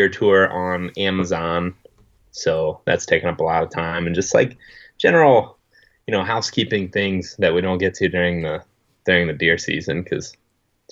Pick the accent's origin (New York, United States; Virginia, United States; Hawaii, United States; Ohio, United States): Ohio, United States; Western; I grew up in Western Ohio, where it's like really, really flat